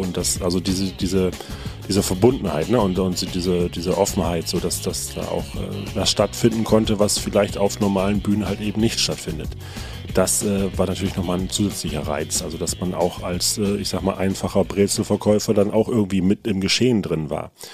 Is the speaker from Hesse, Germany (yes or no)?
no; Nordenham, Lower Saxony, Germany; bei uns in Nordenham